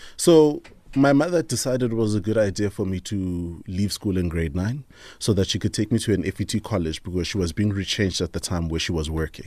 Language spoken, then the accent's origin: English; Tembisa, Gauteng, South Africa; I grew up in the Thembisa area